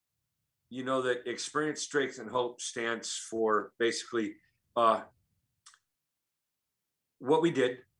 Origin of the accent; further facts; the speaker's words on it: Oakland, California, United States; I was born and raised in Oakland, okay. California